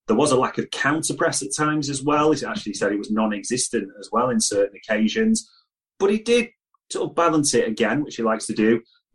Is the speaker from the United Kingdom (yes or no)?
yes; England, United Kingdom; as an Englishman